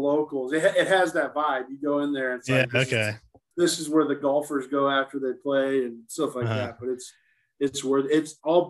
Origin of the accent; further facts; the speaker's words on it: Kansas City, Kansas, United States; also born or lived in Miami, Florida; I was born in Miami, Florida. And we moved to Kansas City when I was in elementary school.